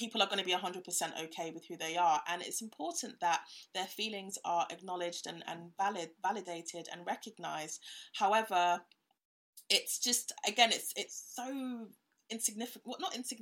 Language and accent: English; Ghana; now in United Kingdom; I'm from Ghana